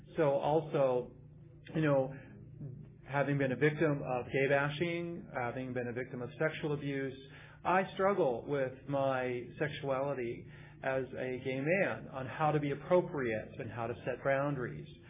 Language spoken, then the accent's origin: English; Midwest, United States; now in California, United States; it was a dangerous place growing up in the Midwest being gay. Um, I came, moved out to California